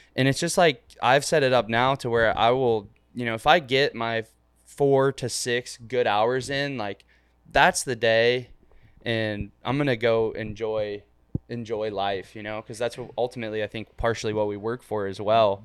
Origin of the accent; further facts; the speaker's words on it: Ohio, United States; also born or lived in Florida; now in Miami, United States; I'm from a, like, a hundred thousand person city in Ohio